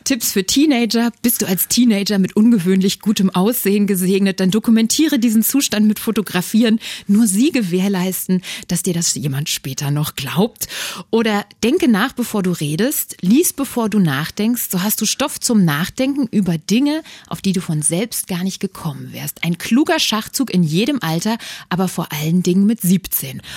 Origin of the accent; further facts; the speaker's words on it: Berlin, Germany; als Berlinerin des Jahres 2022